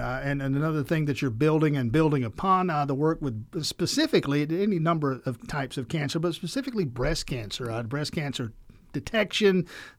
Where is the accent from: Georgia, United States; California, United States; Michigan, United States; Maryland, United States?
Georgia, United States; I'm from South Georgia, and there are hospitals down there